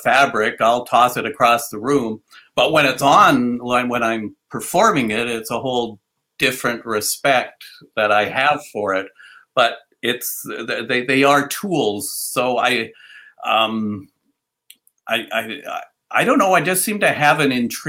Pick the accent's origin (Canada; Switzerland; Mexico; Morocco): Canada; Victoria, British Columbia; moved away as an adult; also born or lived in Edmonton / Toronto / Quebec; came back to my hometown in Victoria here